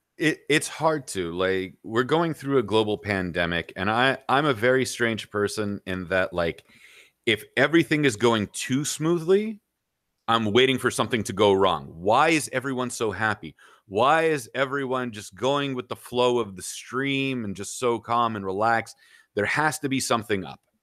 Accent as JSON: {"language": "English", "country": "United States", "tie": "born or raised there", "said": "there's that Assyrian from Iran side, there's that Lebanese side, and then growing up in America"}